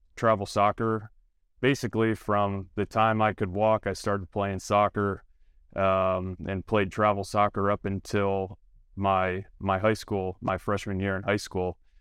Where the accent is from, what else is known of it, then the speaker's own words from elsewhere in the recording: Toledo, Ohio, United States; born and raised in Toledo, Ohio